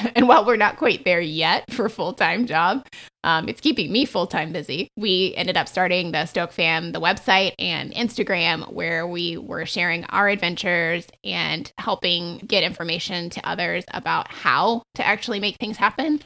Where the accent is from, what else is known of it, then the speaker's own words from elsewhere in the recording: the South, United States; I grew up in the South